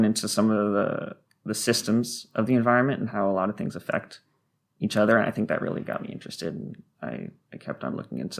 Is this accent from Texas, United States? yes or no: no; Maryland, United States; So I grew up in Maryland, lived in Maryland ever since.